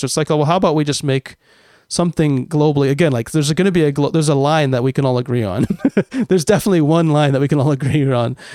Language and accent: English; United States; now in Japan; I'm American and, uh, and live in Japan